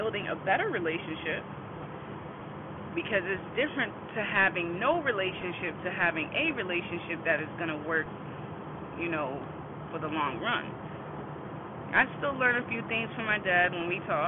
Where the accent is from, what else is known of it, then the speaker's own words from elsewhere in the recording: Boston, Massachusetts, United States; I'm from Boston, Massachusetts